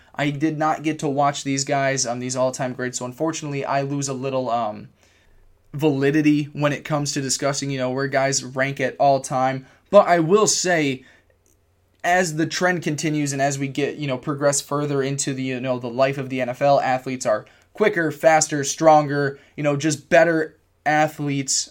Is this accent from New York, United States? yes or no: yes; Cortland, New York, United States; at SUNY Cortland in my hometown